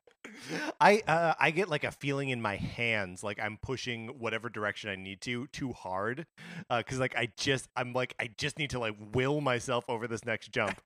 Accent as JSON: {"language": "English", "region": "Wisconsin", "country": "United States", "tie": "born or raised there", "said": "being born and raised in Wisconsin"}